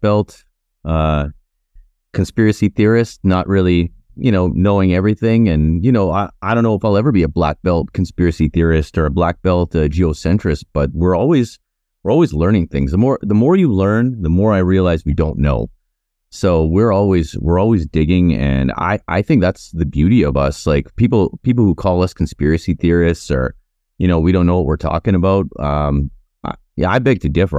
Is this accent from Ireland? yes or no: no; Canada; also born or lived in Winnipeg / Cochrane, Alberta; me growing up in Canada